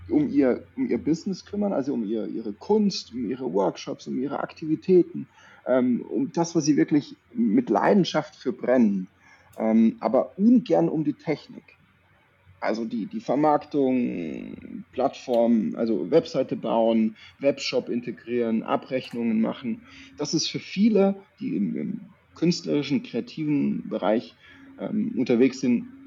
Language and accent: German; Baden-Württemberg, Germany; ich komme aus der Nähe von Würzburg. {S0} Okay. {S1} Ähm, Badisch-Sibirien, also bei Tauberbischofsheim ist es äh, badische Seite, aber ja, wir haben so ein paar Wörter oder so ein paar Anlehnungen auch ans Fränkische oder ans Bayerische.